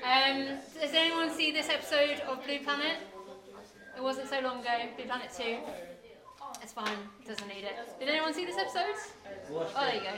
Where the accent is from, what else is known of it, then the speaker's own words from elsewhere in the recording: England, United Kingdom; as a English person that's brought up with an idea of what church is supposed to be like